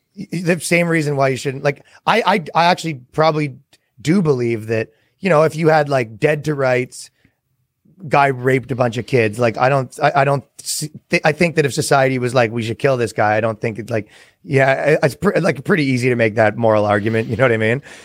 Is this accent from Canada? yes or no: yes; Canada; now in United States; I come from Canada